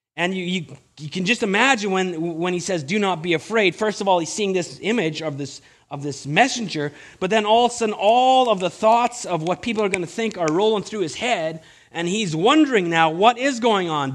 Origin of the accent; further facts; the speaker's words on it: Winnipeg, Manitoba, Canada; now in British Columbia, Canada; I'm from Winnipeg